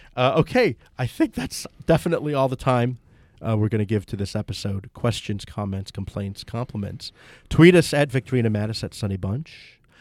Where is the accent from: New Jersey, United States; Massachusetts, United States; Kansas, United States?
New Jersey, United States; Toms River; my hometown of Tom's River, New Jersey